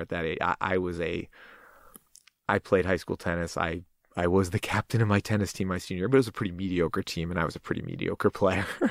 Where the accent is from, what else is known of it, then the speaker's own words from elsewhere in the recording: Fair Lawn, New Jersey, United States; moved away; Fairlawn, New Jersey.